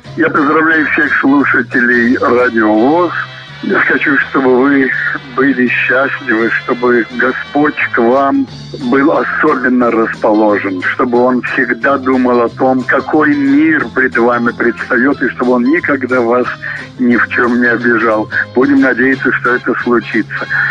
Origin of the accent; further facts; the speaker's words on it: Ukraine; first language Ukrainian; Russian is a second language; moved away; Я украинец, родился в Украине, в общем, и знаю язык до сих пор, это мой родной язык